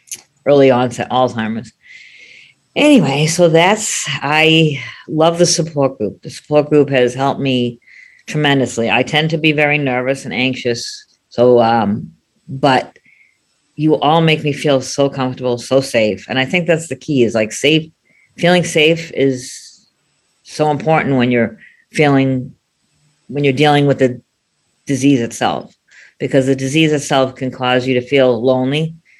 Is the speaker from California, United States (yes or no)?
no; Boston, Massachusetts, United States; Hi, everybody. I'm … from Boston. I am 60 years old.